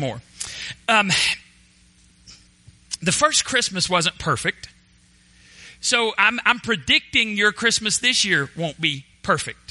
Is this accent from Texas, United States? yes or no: yes; Borger, Texas, United States; moved away as an adult; also born or lived in Waco, Texas; now in Palestine, United States; my hometown, Borger, Texas